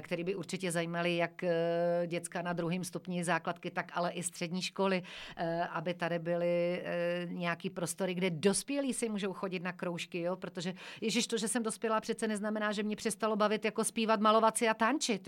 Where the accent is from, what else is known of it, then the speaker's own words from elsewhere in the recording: Šumperk, Olomouc Region, Czechia; moved away; pocházím ze Šumperka, pocházím taky ze Sudet